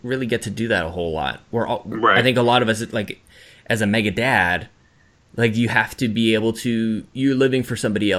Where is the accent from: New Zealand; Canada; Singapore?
Canada; As a Canadian.